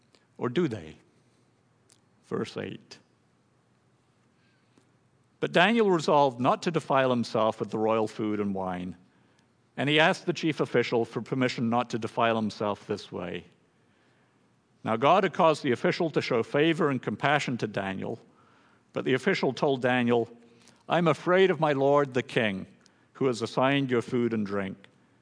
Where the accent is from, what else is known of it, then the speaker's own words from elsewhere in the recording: Thailand; For me, growing up in Thailand, all my family, we all had Thai names, carefully chosen for their meaning by my father.